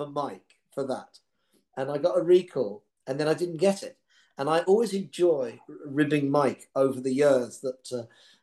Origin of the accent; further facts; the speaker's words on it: Birmingham, West Midlands, United Kingdom; moved away; also born or lived in London; I was from Birmingham, and then I lived in London.